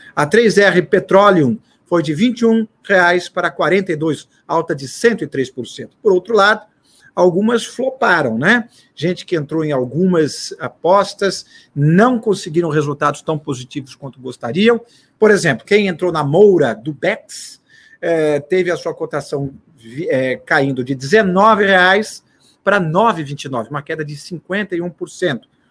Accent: Brazil; para nós brasileiros

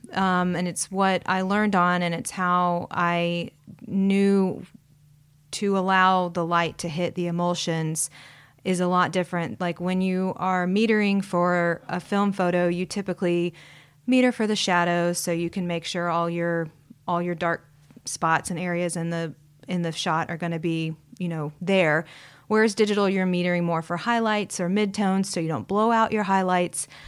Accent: Huntsville, Alabama, United States; also born or lived in Savannah, Georgia; pretty much grew up here most of my life

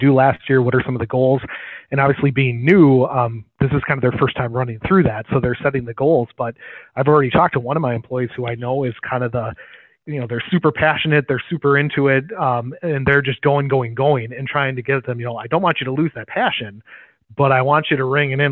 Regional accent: Green Bay, Wisconsin, United States; I grew up in the Green Bay area and then have kind of moved to different areas

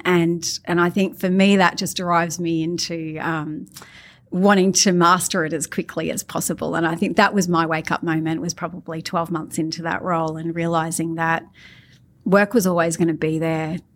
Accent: Australia; I'm Australian bogan.

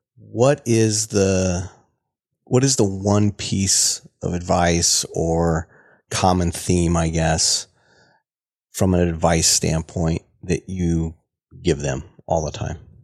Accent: Central Iowa, United States; I grew up down in Iowa

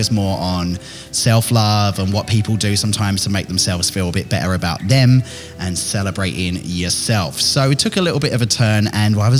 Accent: Billericay, East of England, United Kingdom; I'm from Billericay

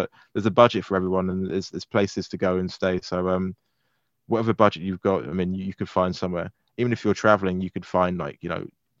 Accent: London, United Kingdom; being a Londoner, I've not really stayed in the hotels. I've only stayed where I've lived

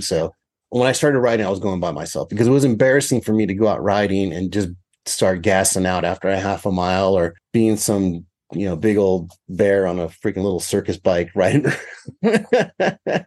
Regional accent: California, United States; the area I grew up in California was pretty rural

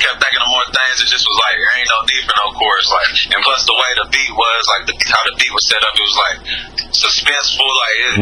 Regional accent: Maysville, Kentucky, United States; in my hometown, man, in Maysville, Kentucky

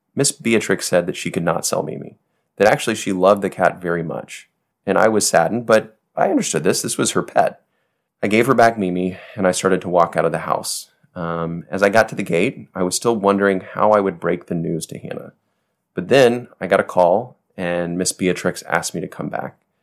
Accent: United States; moved away as an adult; now in Haiti; I'm an American

